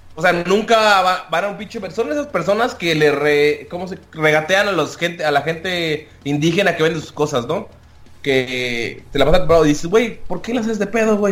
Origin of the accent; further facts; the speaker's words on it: Mexico; todos somos orgullosamente mexicanos